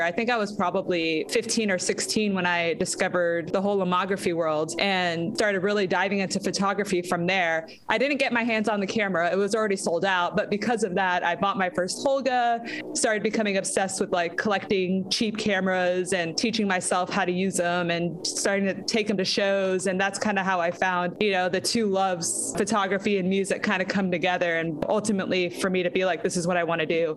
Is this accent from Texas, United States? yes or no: yes; San Antonio, Texas, United States; moved away as an adult; also born or lived in Austin, Texas; now in Los Angeles, United States; I was born in San Antonio, uh, Texas, which is about an hour outside of Austin. And once I started getting into middle school, I think you know, growing up in San Antonio